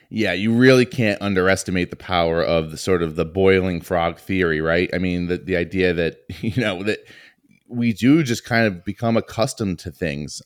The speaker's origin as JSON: {"language": "English", "region": "Northeast", "country": "United States", "tie": "born or raised there", "said": "growing up in the Northeast"}